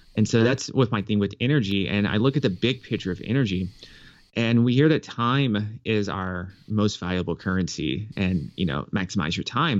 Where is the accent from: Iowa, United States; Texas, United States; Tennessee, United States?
Tennessee, United States; Nashville; I grew up in Nashville, Tennessee